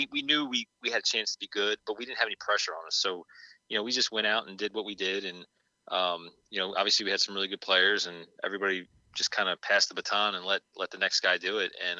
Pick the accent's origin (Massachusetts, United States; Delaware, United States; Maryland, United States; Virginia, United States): Maryland, United States; Baltimore; my hometown team